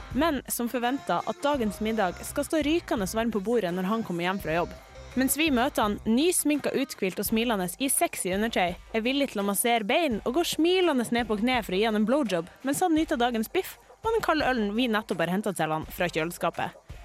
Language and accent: Norwegian; Mo i Rana, Nordland, Norway; also born or lived in Bodø; now in Trondheim, Norway; så kommer jeg faktisk fra Mo i Rana